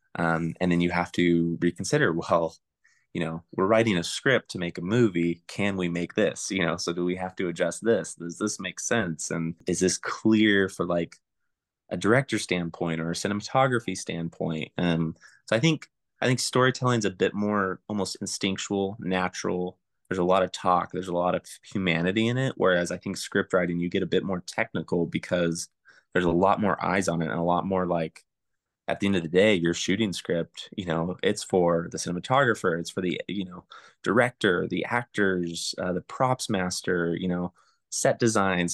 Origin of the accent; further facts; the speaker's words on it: Springville, California, United States; also born or lived in Porterville, California / Coarsegold, California; I grew up in Springville, California, which is above Porterville